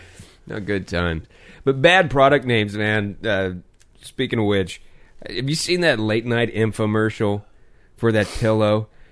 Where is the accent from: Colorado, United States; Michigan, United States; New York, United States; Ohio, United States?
Colorado, United States; hometown of Oskar Blues brewery; now in North Carolina, United States; this is a brewery out of my hometown, Oscar Blues.